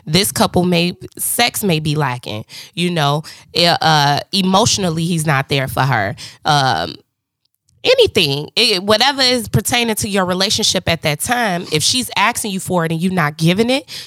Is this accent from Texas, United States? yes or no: no; Harvey, Illinois, United States; I'm from Harvey